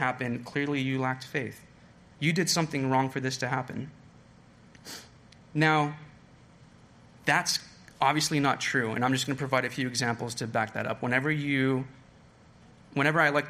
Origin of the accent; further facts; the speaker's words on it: California, United States; moved away; I'm from California